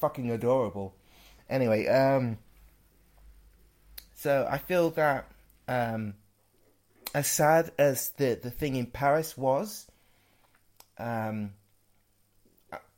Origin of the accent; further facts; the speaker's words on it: Worksop, East Midlands, United Kingdom; growing up in Worksop as well, which is where I spent a majority of my life